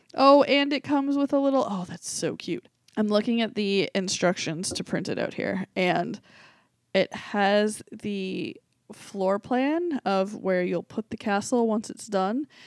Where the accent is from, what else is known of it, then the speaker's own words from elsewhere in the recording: Boston, Massachusetts, United States; I was from Boston.